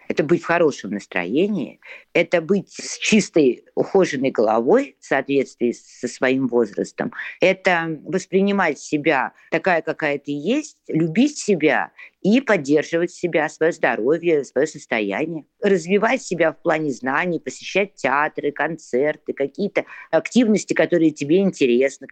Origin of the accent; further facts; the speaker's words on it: Saint Petersburg, Russia; мне 57 лет, и я из Санкт-Петербурга